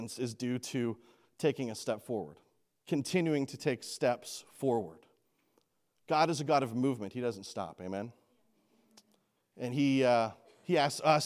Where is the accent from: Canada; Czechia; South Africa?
Canada; moved away; I grew up in Canada